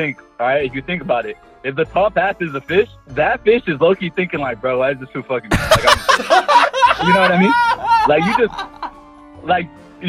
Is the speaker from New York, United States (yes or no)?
no; California, United States; I'm from, Cali.